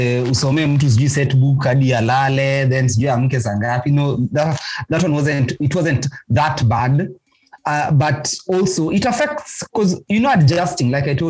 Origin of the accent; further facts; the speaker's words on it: Nairobi, Kenya; I was away from Nairobi